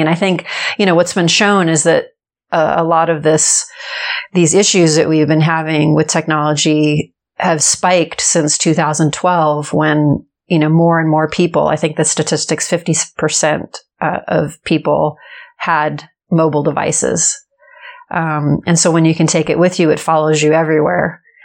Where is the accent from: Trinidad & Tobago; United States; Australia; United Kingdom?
United States; Los Angeles, California; I grew up in Los Angeles and I'm actually the third generation born in Los Angeles